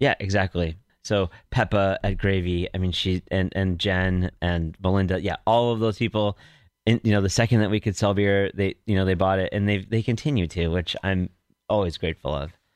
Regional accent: Glenview, Illinois, United States; moved away; also born or lived in Carbondale, Illinois / Chicago, Illinois; I grew up in Glenview, the suburb of Chicago, and went to high school and graduated there

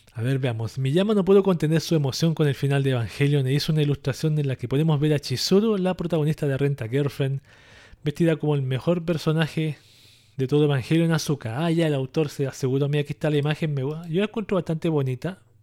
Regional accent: Chile; yo aquí en mi país, en Chile

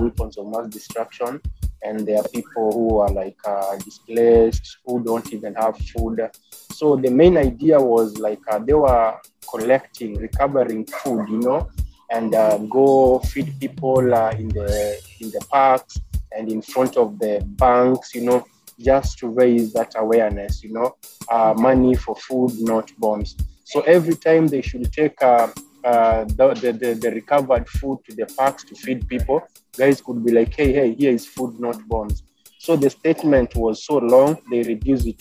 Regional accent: Kenya; moved away as an adult; now in California, United States; I'm originally from Africa, Kenya.

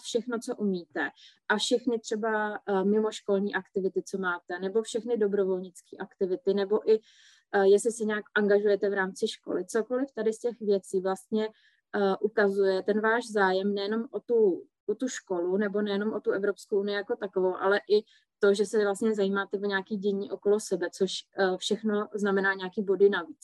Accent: Czechia

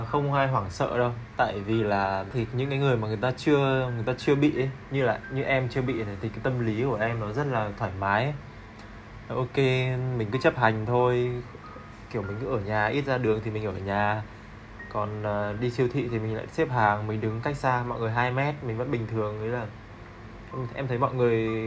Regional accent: Hanoi, Vietnam; moved away as an adult; now in Ho Chi Minh City, Vietnam; hiện tại đang uh, sinh sống và làm việc tại Sài Gòn được uh, à, 4 năm rồi. Em đến từ Hà Nội.

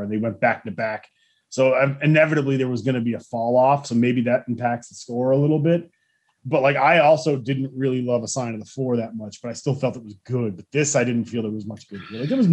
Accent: Canada; we're Canadian

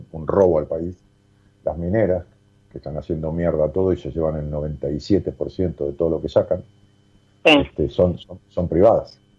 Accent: San Fernando del Valle de Catamarca, Catamarca, Argentina; De Catamarca Capital.

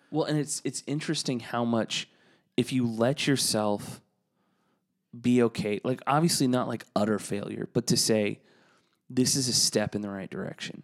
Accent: Texas, United States; moved away as an adult; also born or lived in Saint Louis; to have been from Texas and to move north

